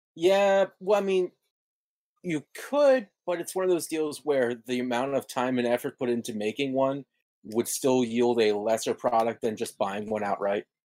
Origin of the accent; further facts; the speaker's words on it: United States; as an American